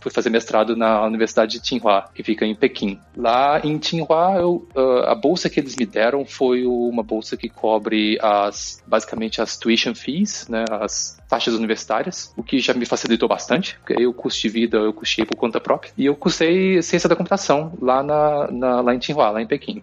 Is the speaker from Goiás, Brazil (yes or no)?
no; Oliveira, Minas Gerais, Brazil; accent: mineiro; moved away as an adult; also born or lived in São João del Rei, Brazil; now in China; não sei se já, já deu pra ver pelo meu sotaque, mas eu sou mineiro. Eu sou de, de Oliveira, em Minas Gerais.